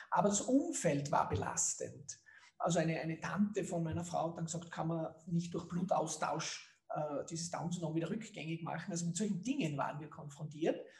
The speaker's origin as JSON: {"language": "German", "town": "Leoben", "region": "Styria", "country": "Austria", "tie": "born or raised there", "said": "ist in Leoben in Göss aufgewachsen, dort wo dieses bekannte gute Bier herkommt. Und ich bin auch in Leoben zur Schule gegangen, habe auch an der Montanuniversität Leoben studiert"}